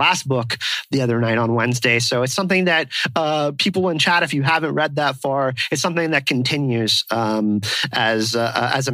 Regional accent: France; my French self

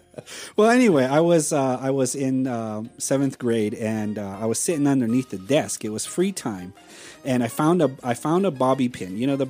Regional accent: Hopi Reservation, Navajo side, Arizona, United States; We're from the Navajo side.

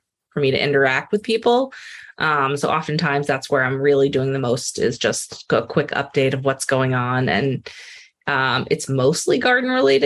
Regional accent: Rhode Island, United States; I grew up in Rhode Island

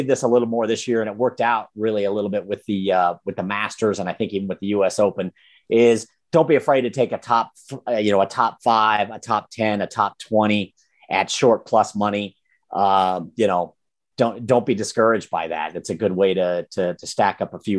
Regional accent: Colorado, United States; now in Nevada, United States; Colorado, my home state

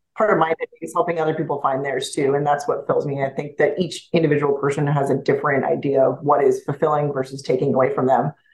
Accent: Montana, United States; moved away as an adult; I grew up in Montana.

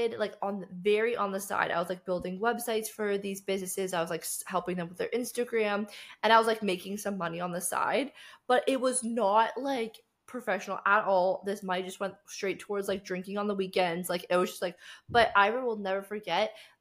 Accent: Canada; moved away as an adult; now in Cape Town, South Africa; So I grew up in Canada and I grew up in a very small town

